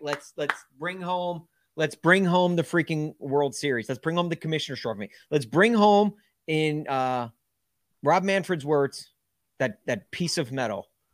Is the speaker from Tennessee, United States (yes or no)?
yes; Nashville, Tennessee, United States; growing up in Nashville